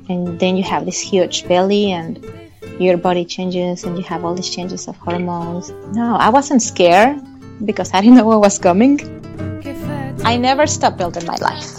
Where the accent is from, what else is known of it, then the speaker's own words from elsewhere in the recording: Mexico City, Mexico; English is a second language; moved away as an adult; also born or lived in South Carolina; now in United States; I was born in Mexico City, which is a very huge city